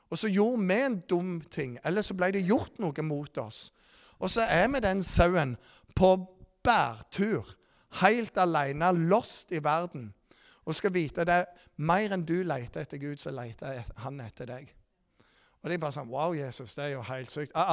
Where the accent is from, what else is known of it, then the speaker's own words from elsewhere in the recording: Rogaland, Norway; Dere vet jeg er fra Jæren